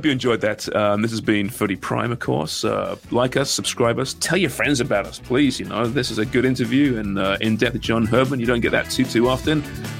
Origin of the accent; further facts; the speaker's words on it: Canada; I think, as a Canadian soccer fan, you don't need to worry about.